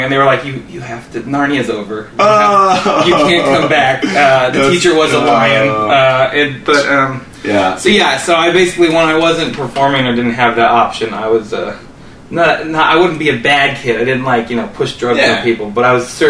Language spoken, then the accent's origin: English; Overland Park, Kansas, United States; born or raised there; also born or lived in Raytown, Missouri